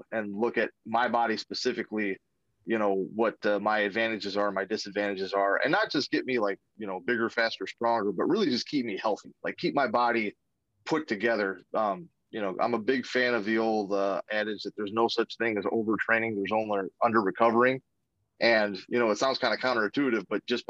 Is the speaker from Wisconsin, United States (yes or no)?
yes; Racine, Wisconsin, United States; I grew up in Racine, Wisconsin.